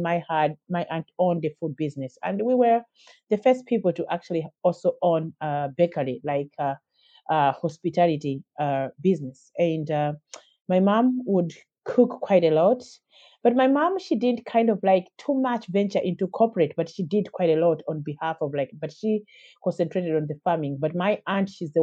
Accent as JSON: {"language": "English", "country": "Malawi", "tie": "born or raised there", "moved": "as an adult", "lives_now": "Dublin, Ireland", "said": "growing up in Malawi, I had a very good upbringing and a very good start of my life, a very good childhood."}